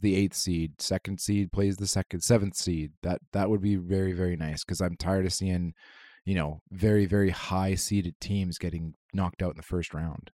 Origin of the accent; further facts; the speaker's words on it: Canada; as a Canadian